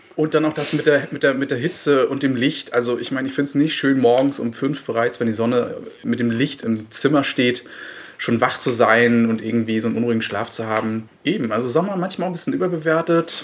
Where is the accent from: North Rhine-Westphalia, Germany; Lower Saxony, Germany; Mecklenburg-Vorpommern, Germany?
Mecklenburg-Vorpommern, Germany; Das kann ich als Mecklenburger natürlich sehr, sehr gut heißen